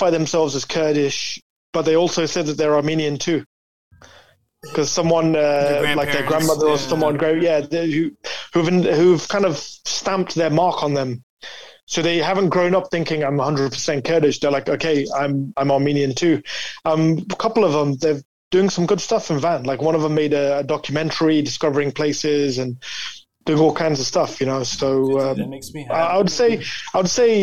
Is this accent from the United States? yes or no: no; Leicester, East Midlands, United Kingdom; my hometown in Leicester